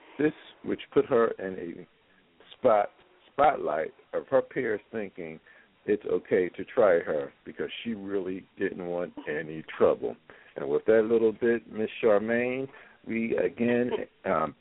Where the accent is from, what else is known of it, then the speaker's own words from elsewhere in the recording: Philadelphia, Pennsylvania, United States; moved away; my hometown, the best city in the U.S. of A., Philadelphia, PA.